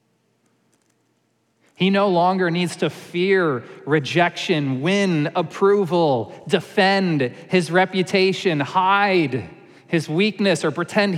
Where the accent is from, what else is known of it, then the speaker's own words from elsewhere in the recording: New York, United States; moved away; I grew up in New York